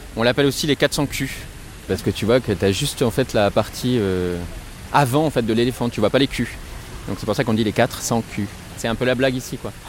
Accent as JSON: {"language": "French", "town": "Bordeaux", "region": "Nouvelle-Aquitaine", "country": "France", "also_born_or_lived": "Savoie", "moved": "as an adult", "lives_now": "Chambéry, France", "said": "Je suis bordelais"}